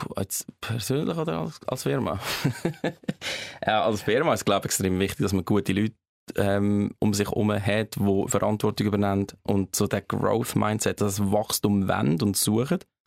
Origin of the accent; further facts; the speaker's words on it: Switzerland; also born or lived in Buffalo, New York, United States; die Schweiz gefällt mir sehr, das ist meine Heimat ja, unsere Heimat, tolles Land